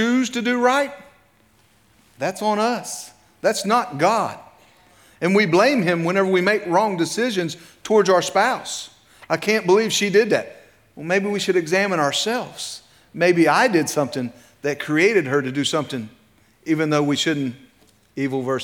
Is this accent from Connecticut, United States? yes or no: no; Clay County, West Virginia, United States; also born or lived in Medina County, Ohio; I was born in Medina County, Ohio, lived there till I was 5, moved to Clay County, West Virginia.